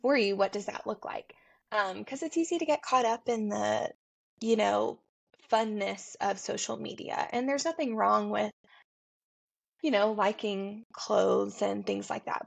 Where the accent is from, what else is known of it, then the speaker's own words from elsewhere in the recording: Tennessee, United States; also born or lived in Atlanta; I'm from Tennessee